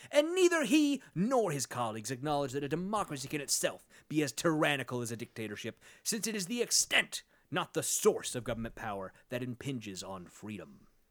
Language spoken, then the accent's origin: English; Sacramento, California, United States; I am from Sacramento